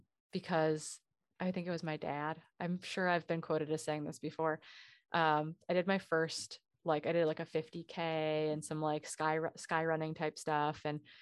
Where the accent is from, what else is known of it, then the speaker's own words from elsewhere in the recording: Wisconsin, United States; I mean, I grew up in Northern Wisconsin. I grew up, the American Birkebeiner, which is the largest ski race in North America, finishes on Main Street of the town I grew up in.